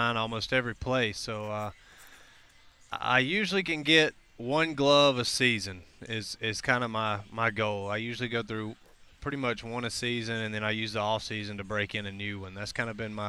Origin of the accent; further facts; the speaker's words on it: Mississippi, United States; I grew up in Mississippi, so small town.